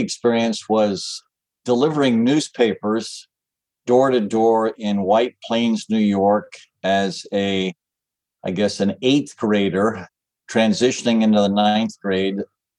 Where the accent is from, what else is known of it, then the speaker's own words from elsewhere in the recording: Mumbai, Maharashtra, India; also born or lived in Calcutta, India / Nairobi, Kenya / Addis Ababa, Ethiopia; I was born in Bombay, India, lived in Bombay and Calcutta, and then in Nairobi, Kenya, and then in Addis Ababa, Ethiopia.